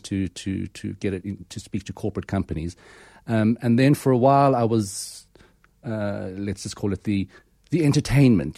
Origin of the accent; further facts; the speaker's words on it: Pretoria, Gauteng, South Africa; growing up in Pretoria, um, in the Calvinistic hotspot in sort of the nineteen seventies and eighties